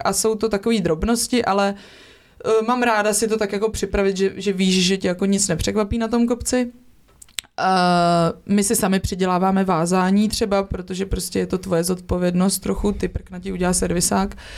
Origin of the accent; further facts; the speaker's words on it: Czechia; also born or lived in Prague; jsem vyrostla v Krkonoších